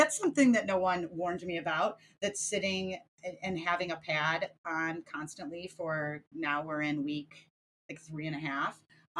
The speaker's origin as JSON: {"language": "English", "country": "United States", "said": "as an American"}